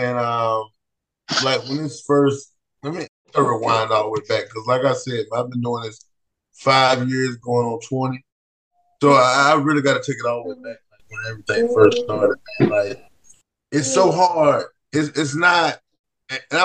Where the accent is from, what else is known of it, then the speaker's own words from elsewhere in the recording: Jackson, Georgia, United States; I'm from Jackson, Georgia, a little south of Atlanta.